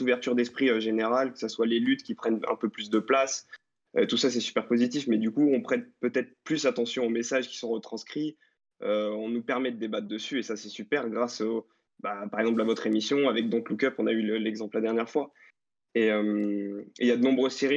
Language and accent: French; Luxembourg; j'ai vingt ans, je viens du Luxembourg